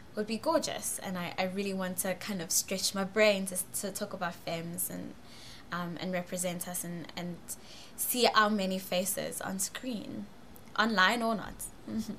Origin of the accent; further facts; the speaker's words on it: Johannesburg, Gauteng, South Africa; I'm from Johannesburg, South Africa